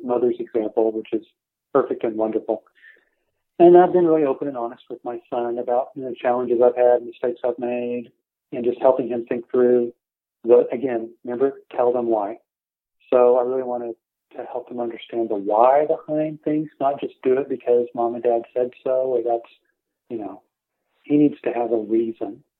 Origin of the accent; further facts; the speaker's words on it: Tulsa, Oklahoma, United States; I grew up in the Tulsa area in the '70s